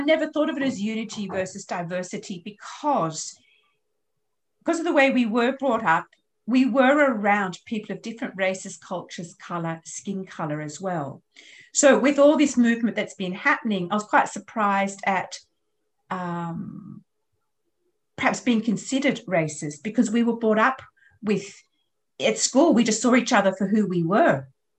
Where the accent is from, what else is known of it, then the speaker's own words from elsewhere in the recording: Australia; because I'm Australian, French, English